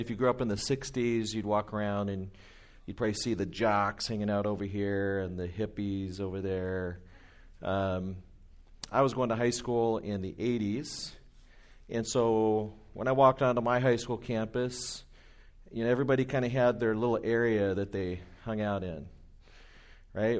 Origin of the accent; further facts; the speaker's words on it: Anaheim, California, United States; moved away as an adult; now in Inland Empire, United States; I grew up in Orange County, in Anaheim